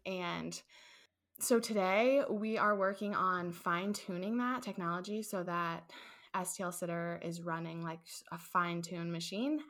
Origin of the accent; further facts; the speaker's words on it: St. Louis, Missouri, United States; moved away as an adult; also born or lived in Ohio; I grew up in Saint Louis, I left to attend college at Ohio State University